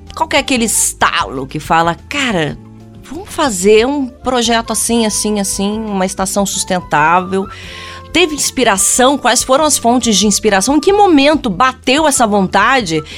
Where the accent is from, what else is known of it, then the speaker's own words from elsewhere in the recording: Brazil; a gente, enquanto brasileiros